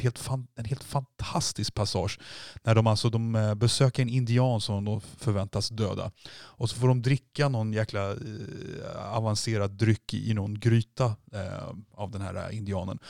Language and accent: Swedish; Sweden; vi är svenskar